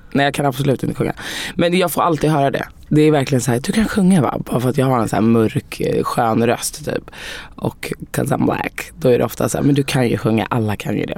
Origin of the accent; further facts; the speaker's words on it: Sweden; jag är ju helt svensk. Jag är född här.